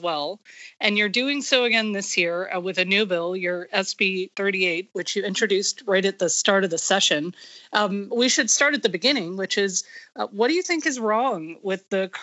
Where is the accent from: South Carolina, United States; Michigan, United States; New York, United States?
Michigan, United States; moved away; I'm from Michigan